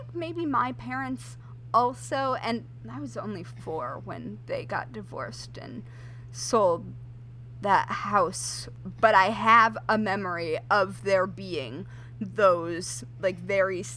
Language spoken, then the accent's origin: English; Southwest Michigan, United States; grew up in Southwest Michigan, right near Amish